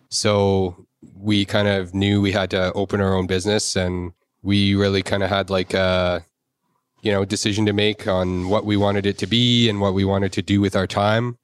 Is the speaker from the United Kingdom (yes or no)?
no; Victoria, British Columbia, Canada; moved away as an adult; also born or lived in Alberta; I grew up in Victoria.